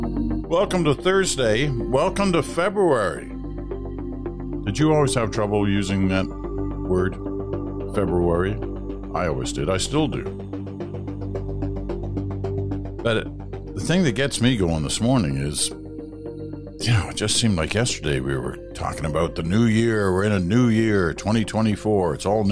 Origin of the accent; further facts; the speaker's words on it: Canada; First and foremost, as a Canadian, you do not and cannot take yourself too seriously.